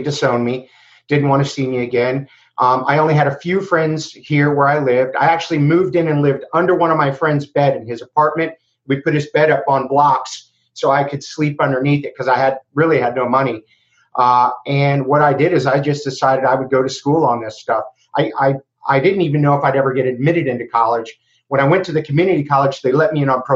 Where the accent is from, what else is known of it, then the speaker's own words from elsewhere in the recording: Miami, Florida, United States; moved away as an adult; now in Gainesville, United States; I grew up in Miami, Florida